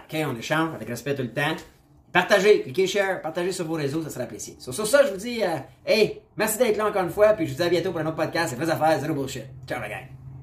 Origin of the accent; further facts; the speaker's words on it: Canada; je suis Canadien